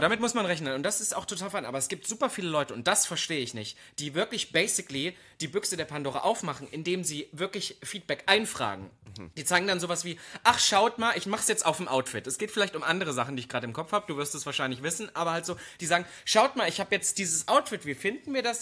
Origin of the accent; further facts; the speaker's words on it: East Germany, Germany; moved away; als Ossi